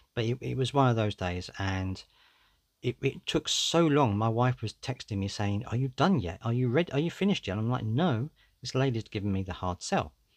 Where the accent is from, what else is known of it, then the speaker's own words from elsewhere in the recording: United Kingdom; I'm British